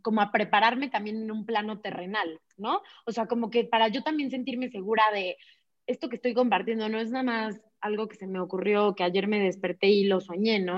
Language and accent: Spanish; Puebla, Mexico; moved away as an adult; also born or lived in Barcelona, Spain; yo nací en Puebla, ahí vivía en Puebla